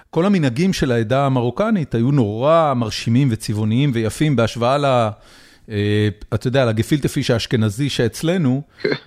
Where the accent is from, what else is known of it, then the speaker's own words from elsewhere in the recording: Haifa, Haifa District, Israel; אני גדלתי בחיפה.